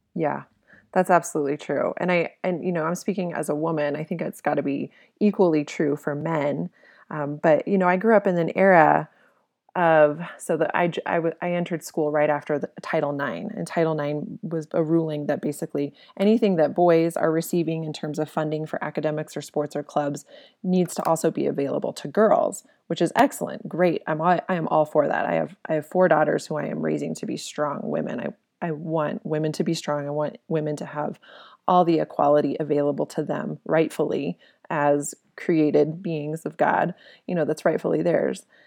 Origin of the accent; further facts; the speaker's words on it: Colorado, United States; moved away as an adult; also born or lived in Okinawa, Japan; We're from Colorado.